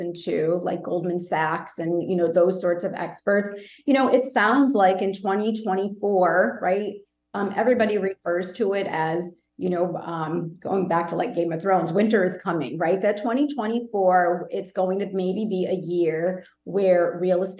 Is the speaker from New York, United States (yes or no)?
no; Connecticut, United States; now in Rhode Island, United States; I'm originally from Connecticut